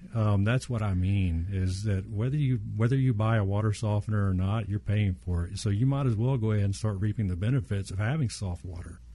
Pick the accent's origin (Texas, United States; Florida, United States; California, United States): Texas, United States; Southeast; born or raised there